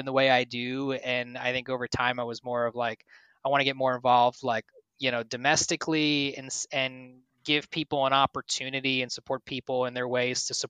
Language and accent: English; New Jersey, United States; moved away as an adult; now in Washington, D.C. area, United States; I'm from New Jersey originally, so I moved down to the DC area in 2010